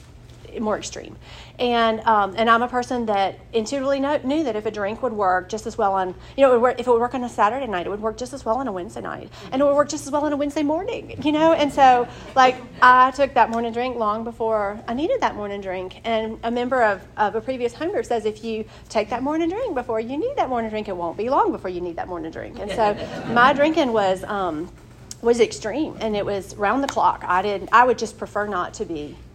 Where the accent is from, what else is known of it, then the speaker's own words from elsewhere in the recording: Wilson, North Carolina, United States; now in Durham, United States; I'm from Wilson, North Carolina. I'm from a great family